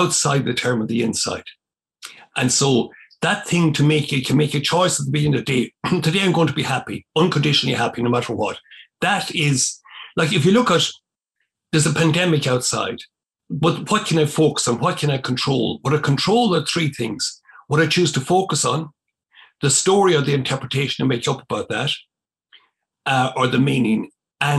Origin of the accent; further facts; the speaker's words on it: County Cavan, Ulster, Ireland; where I grew up in Dungimon, it was in County Cavan